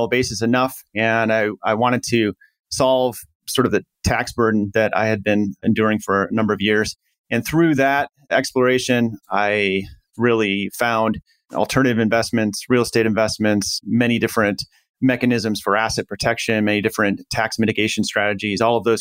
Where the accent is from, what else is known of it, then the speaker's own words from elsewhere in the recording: Midwest, United States; I grew up in the Midwest, pretty humble family